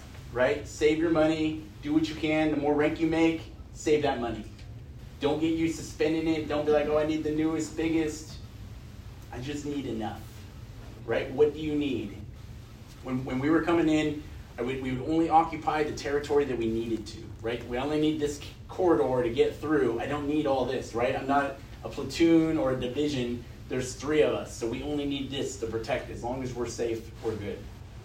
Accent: California, United States; now in Texas, United States; I'm from California originally

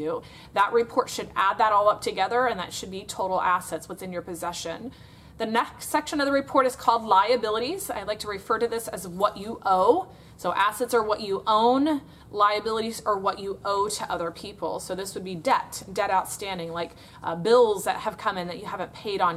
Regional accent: Florida, United States; I'm from Florida in the United States of America

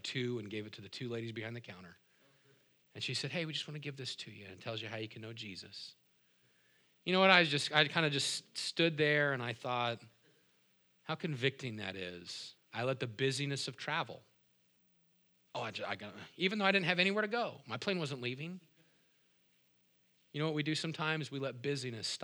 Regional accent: Moses Lake, Washington, United States; I said, "Me too."

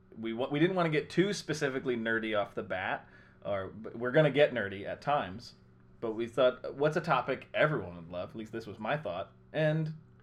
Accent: Iowa, United States; now in Chicago, United States; We're all friends. We're from Iowa. We live in Chicago right now.

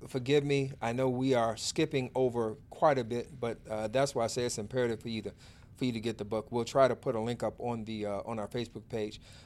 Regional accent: Chicago, Illinois, United States; also born or lived in Auburn Gresham; I grew up in Inglewood.

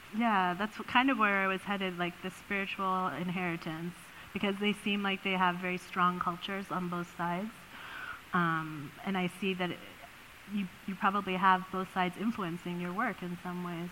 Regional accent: Oakland, California, United States; I grew up in Oakland, in the east part of California

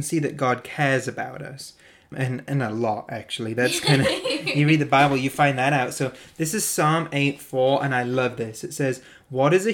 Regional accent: North East England, United Kingdom; moved away; I used to live in the northeast of England

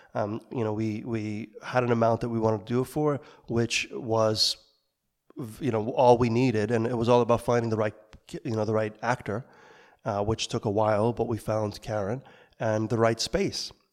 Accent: New York, United States; moved away as an adult; I grew up in New York, making films, trying to recreate what we saw on, in the, in the cinema at the time as teenagers in Brooklyn

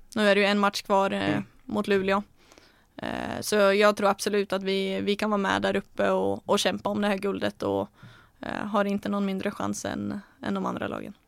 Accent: Norway; moved away; när jag var hemma nu så spelade jag med, eller tränade med Komet, eh, det är min moderklubb

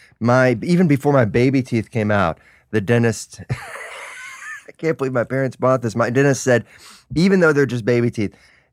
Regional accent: Memphis, Tennessee, United States; moved away; I'm from Memphis.

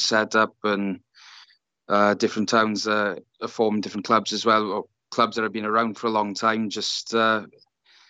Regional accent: South Wales, United Kingdom; union was the main sport growing up in South Wales in particular

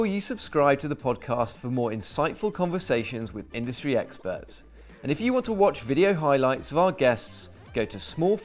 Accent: United Kingdom; we're British

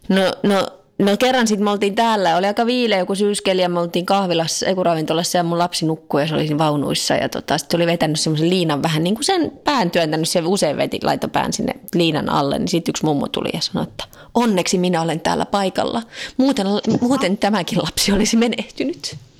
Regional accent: Finland; now in France; mä oon Suomesta

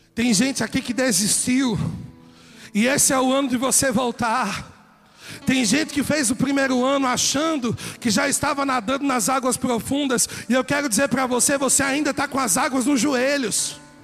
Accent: São Paulo, Brazil; E eu sou paulista

